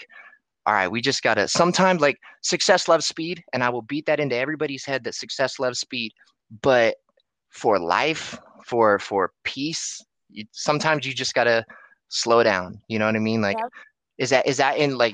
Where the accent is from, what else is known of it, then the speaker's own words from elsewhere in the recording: Antioch, California, United States; I'm from Antioch, California